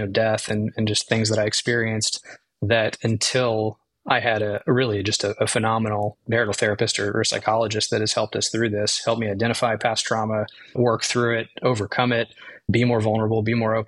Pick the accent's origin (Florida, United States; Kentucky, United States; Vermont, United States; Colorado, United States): Florida, United States; Tampa; moved away as an adult; also born or lived in Eastern North Carolina; now in North Carolina, United States; we're in Madeira Beach, Florida, which is the Gulf Coast near Tampa, where I grew up.